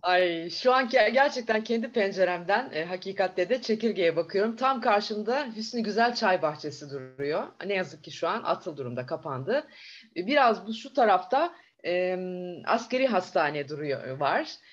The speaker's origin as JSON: {"language": "Turkish", "region": "Bursa", "country": "Turkey", "tie": "born or raised there", "also_born_or_lived": "Mustafakemalpaşa / Antalya", "said": "Ben bin dokuz yüz yetmiş üç yılında Bursa'da dünya, Mustafa Kemalpaşa'da doğdum aslında"}